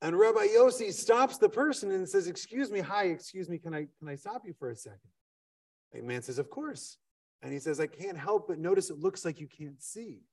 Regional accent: Wisconsin, United States; I'm from Wisconsin

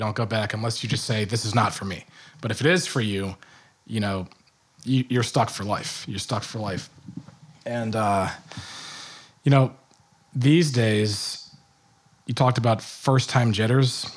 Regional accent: Richmond, Virginia, United States; also born or lived in Michigan; now in New Jersey, United States; I grew up in Richmond, Virginia

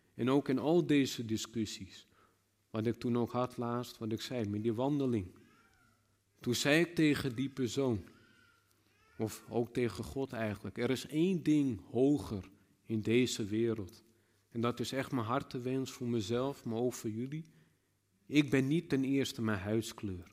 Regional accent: Netherlands; als Nederlanders

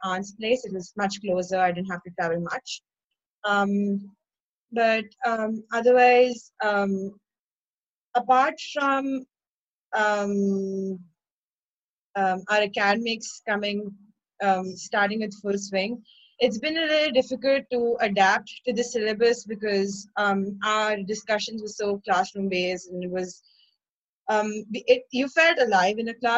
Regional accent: Chennai, Tamil Nadu, India; I'm from Chennai, India

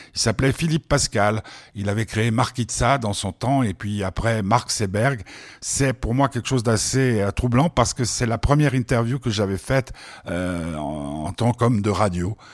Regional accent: Switzerland; en tant que Suisse

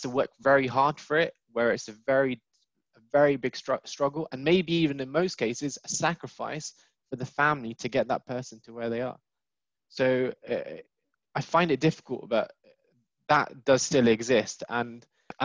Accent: United Kingdom; born and bred in the UK

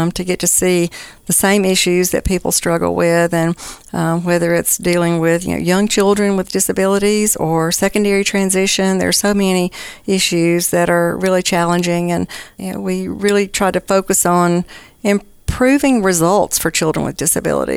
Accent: Simpson County, Mississippi, United States; I was raised in Simpson County

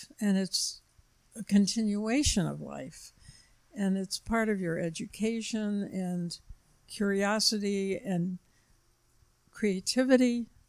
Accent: Flushing, New York, United States; I grew up on Long Island. And I worked in New York City after I graduated from college.

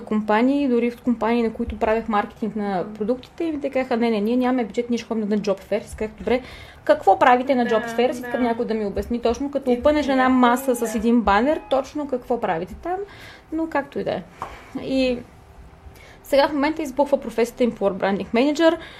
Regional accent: Burgas, Burgas Province, Bulgaria; аз съм от Бургас

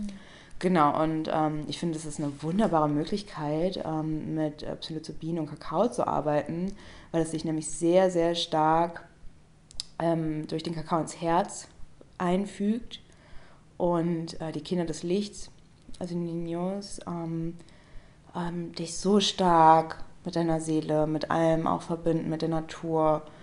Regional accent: Germany; ich bin Deutsche

